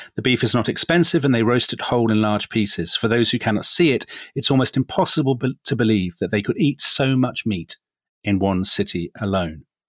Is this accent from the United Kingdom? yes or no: yes; England, United Kingdom; we are both English